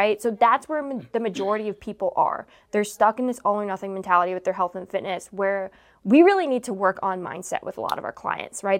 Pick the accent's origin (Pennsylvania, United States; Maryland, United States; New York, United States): New York, United States; Long Island; growing up in Long Island